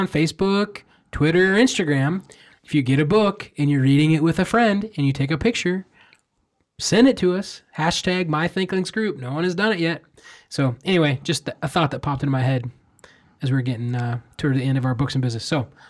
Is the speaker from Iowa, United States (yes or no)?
yes; Iowa, United States; I'm from Iowa.